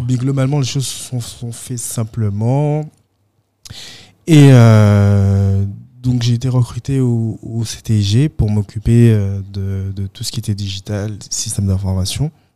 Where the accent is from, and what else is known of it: Guadeloupe; moved away